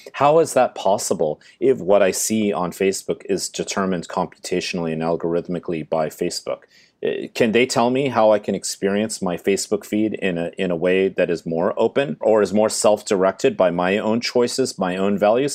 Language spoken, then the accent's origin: English; Silicon Valley, California, United States; I'm from Silicon Valley. I went to the same high school as Steve Jobs